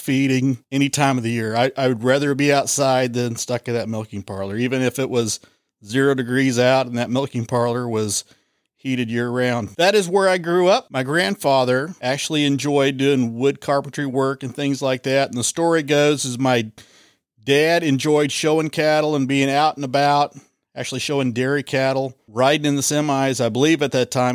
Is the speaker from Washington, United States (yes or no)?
no; Linn, Kansas, United States; I grew up in the Lynn area